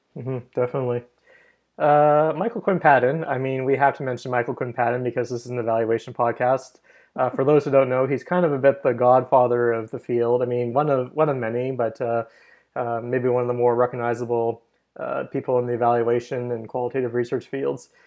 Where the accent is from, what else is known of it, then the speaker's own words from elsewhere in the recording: Canada; we're both Canadian here